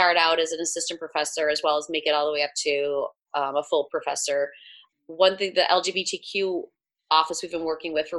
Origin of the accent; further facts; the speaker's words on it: Chicago, Illinois, United States; moved away as an adult; now in Louisville, United States; I'm from Chicago